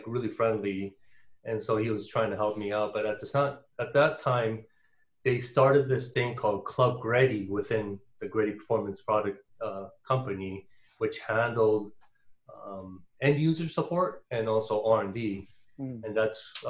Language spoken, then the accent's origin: English; Torrance, California, United States; also born or lived in Tustin, California; I grew up in Torrance, but in 94, my parents moved to Tustin because my father's office was in Irvine